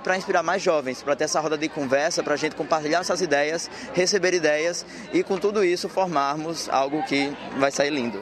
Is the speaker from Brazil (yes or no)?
yes; Rio Grande do Norte, Brazil; eu sou do Rio Grande do Norte